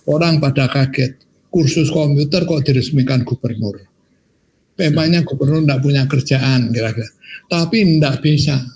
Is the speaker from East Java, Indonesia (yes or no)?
no; Semarang, Central Java, Indonesia; saya ini kan orang Semarang asli. Orang Semarang asli.